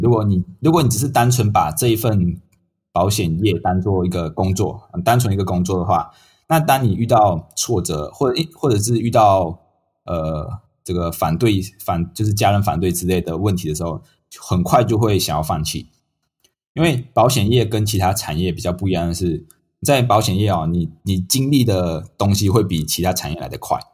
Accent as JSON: {"language": "Chinese", "country": "Malaysia", "moved": "as an adult", "lives_now": "Taiwan", "said": "我是马来西亚人，那我从马来西亚来到台湾念书"}